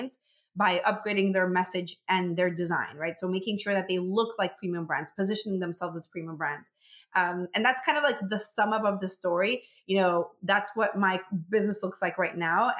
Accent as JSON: {"language": "English", "country": "Venezuela", "moved": "as an adult", "lives_now": "United States", "said": "I'm originally from Venezuela."}